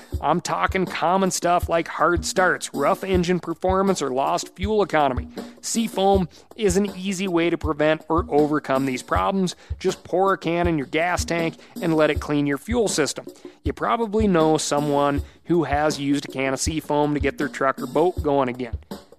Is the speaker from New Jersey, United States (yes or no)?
yes; Jackson, New Jersey, United States; I grew up in Jackson, New Jersey, and they are taking so much beautiful land away to build homes, draining lakes, all stuff that needs to be stopped.